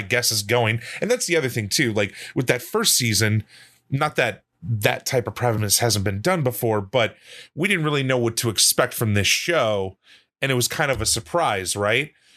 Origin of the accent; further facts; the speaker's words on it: Kenosha, Wisconsin, United States; I know a lot of people that are Italian where I grew up from in Kenosha. There's a lot of Italians in Kenosha, Wisconsin